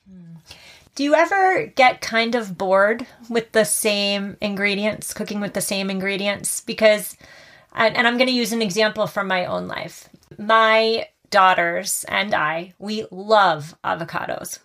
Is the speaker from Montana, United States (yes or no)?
no; Massachusetts, United States; my home state of Massachusetts